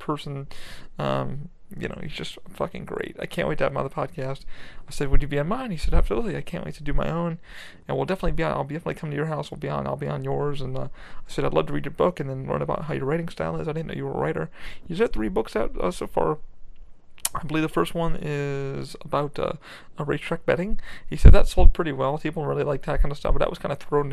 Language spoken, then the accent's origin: English; New York, United States; I grew up in New York